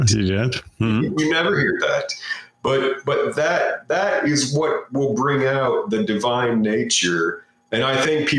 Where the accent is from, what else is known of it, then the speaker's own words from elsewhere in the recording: United States; I'm an American